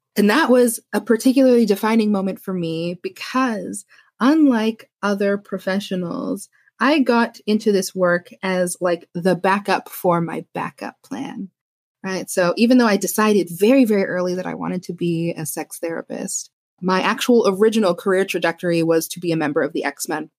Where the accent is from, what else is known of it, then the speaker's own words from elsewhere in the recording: Canada; I'm Canadian.